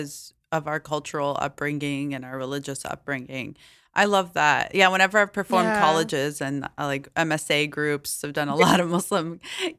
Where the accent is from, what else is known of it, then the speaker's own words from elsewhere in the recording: Alabama, United States; now in New York, United States; I grew up in Alabama